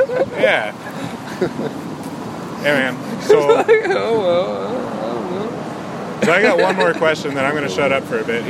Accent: Stanwood, Washington, United States; born or raised there; now in Bellingham, United States

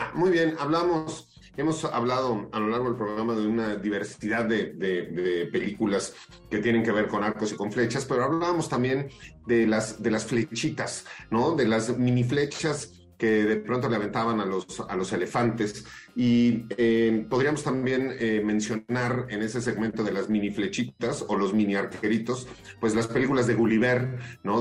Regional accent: Mexico; como mexicanos

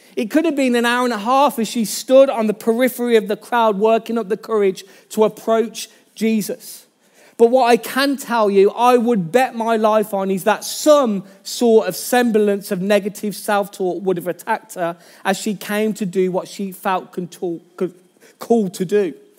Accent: Birmingham, West Midlands, United Kingdom; accent: Birmingham; my Birmingham accent

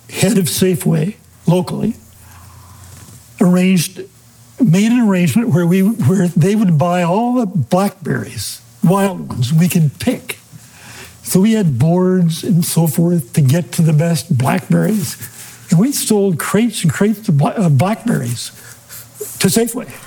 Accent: Hood River, Oregon, United States; Right in Hood River. In the town. My yeah. parents owned a small motel.

